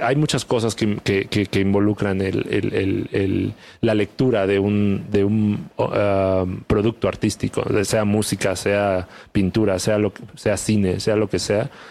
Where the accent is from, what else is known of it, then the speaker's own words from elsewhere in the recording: Chiapas, Mexico; soy del sur, soy de Chiapas, este, me siento orgulloso de, dónde vengo